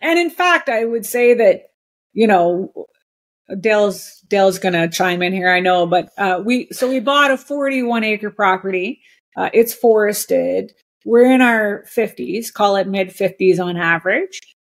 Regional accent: Montreal, Quebec, Canada; also born or lived in New York; now in Shawnigan Lake, Canada; I was born and raised in Montreal, so I was a city girl

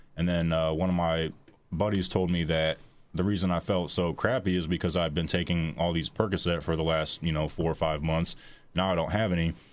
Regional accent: Warsaw, Indiana, United States; I'm from Warsaw, Indiana, so, you know, forty-five minutes away from here. I also grew up in a very healthy, loving two, two-parent home

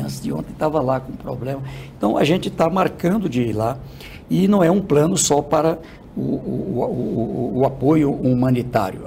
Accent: Northeast Region, Brazil; Eu sou do Nordeste

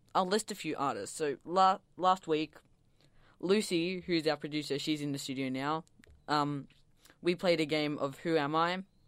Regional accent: Melbourne, Victoria, Australia; I'm from Melbourne, and I go to Mount Waverley Secondary

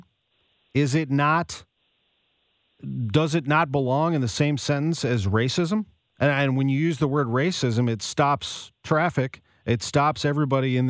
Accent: St. Louis, Missouri, United States; You and I grew up in St. Louis

